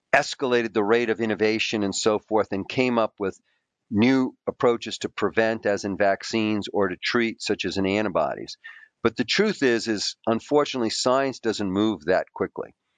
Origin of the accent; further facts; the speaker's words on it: New York City, New York, United States; also born or lived in Queens; we were ordinary kids growing up in the New York City public school system. I was, you know, I grew up in a poor Greek immigrant family.